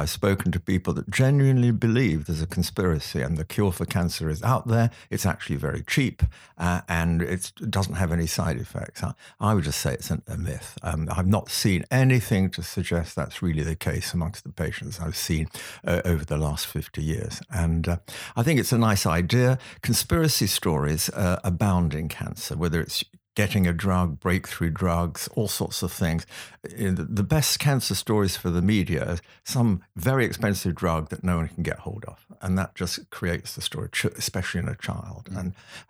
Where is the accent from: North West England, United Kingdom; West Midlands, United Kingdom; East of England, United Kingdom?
West Midlands, United Kingdom; Stafford; also born or lived in London; I grew up in Stafford in the Midlands. My father was an engineer, worked for English Electric at the time there.